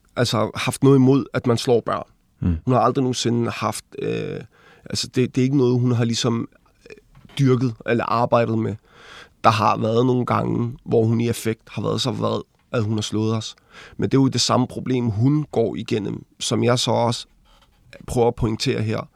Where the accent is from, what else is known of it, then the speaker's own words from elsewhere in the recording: Glostrup, Capital Region of Denmark, Denmark; also born or lived in Dragør / Ringsted / Copenhagen; jeg er født på Glostrup Hospital i Danmark